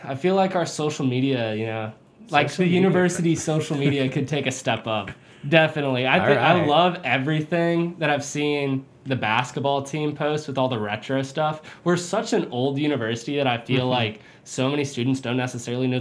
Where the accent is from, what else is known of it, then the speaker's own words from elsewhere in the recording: Louisville, Kentucky, United States; I'm from Louisville, Kentucky.